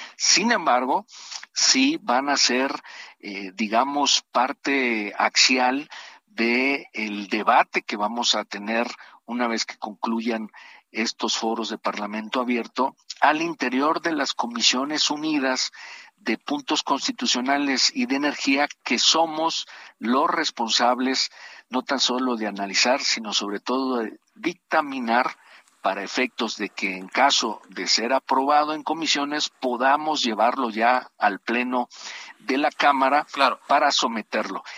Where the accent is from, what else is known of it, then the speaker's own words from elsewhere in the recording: Tabasco, Mexico; mi estado, yo soy tabasqueño